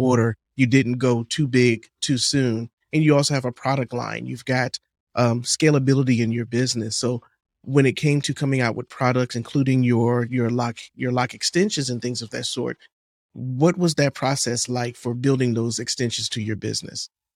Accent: Miami, Florida, United States; also born or lived in Atlanta; I'm from Miami

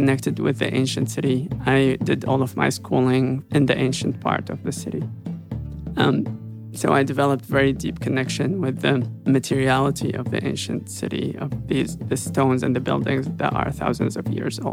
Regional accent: Damascus, Damascus Governorate, Syria; also born or lived in Aleppo, Syria; now in Los Angeles, United States; I grew up in Syria. I grew up in Damascus. Most of it in Damascus, some of it in Aleppo

